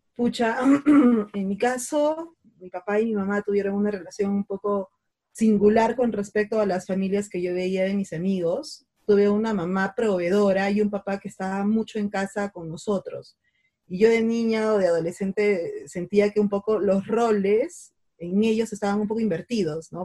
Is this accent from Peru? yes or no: yes; Arequipa, Peru; yo soy Arequipeña